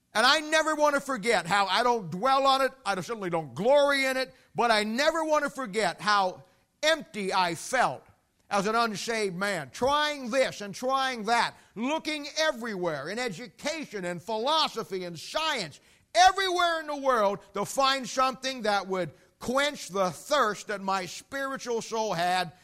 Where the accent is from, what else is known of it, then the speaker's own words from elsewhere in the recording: United States; I live in America, and technically speaking, I'm an American. I have an American passport.